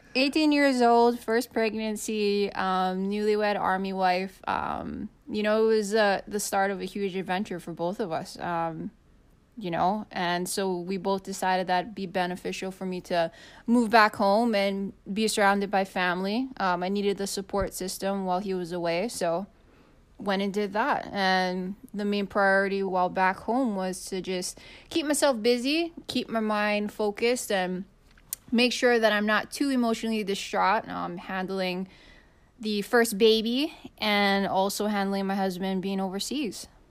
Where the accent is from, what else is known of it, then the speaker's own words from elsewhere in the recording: Kona, Hawaii, United States; moved away; like my husband, I grew up on the Big Island, uh, grew up in Kona.